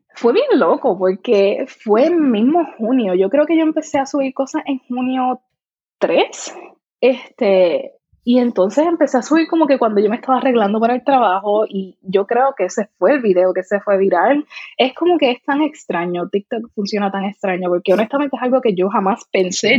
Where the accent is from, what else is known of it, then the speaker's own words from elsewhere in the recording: Puerto Rico; accent: Puerto Rican; mi acento puertorriqueño es como que bastante prominente